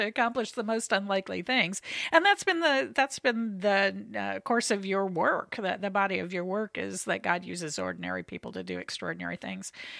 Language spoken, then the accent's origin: English; United States; we, as American believers